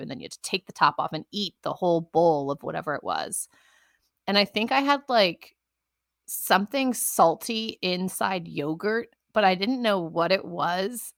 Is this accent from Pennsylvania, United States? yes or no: no; Western New York, United States; being raised in Western New York, my accent all my vowels are messed up